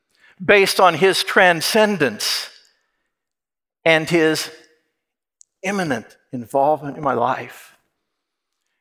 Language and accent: English; Kansas, United States; moved away as an adult; also born or lived in Indiana; I was from Kansas.